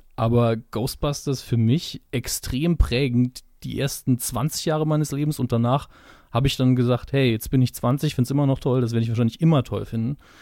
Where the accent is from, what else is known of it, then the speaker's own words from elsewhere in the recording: Saarland, Germany; Ich bin Saarländer, das ist mit dem S immer sehr problematisch bei uns